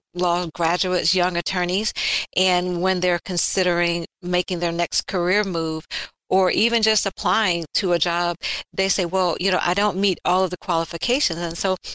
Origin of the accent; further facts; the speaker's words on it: Alabama, United States; Growing up in Alabama, being biracial in a time and era and location where that really wasn't cool.